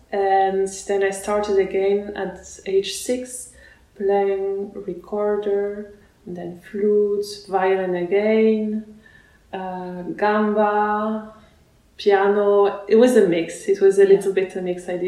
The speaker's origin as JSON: {"language": "English", "country": "France", "tie": "born or raised there", "also_born_or_lived": "Russia / Barcelona, Spain / Lyon, France / Basel, Switzerland", "said": "I was born in Russia and then I grew up in France"}